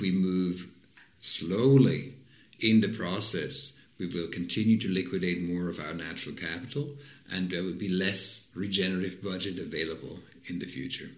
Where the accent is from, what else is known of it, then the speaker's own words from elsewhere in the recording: Switzerland; moved away; I'm from Switzerland, for example, originally.